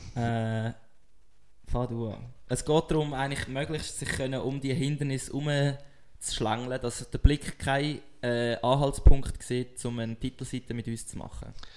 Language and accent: German; Switzerland; als Schweizer Sportler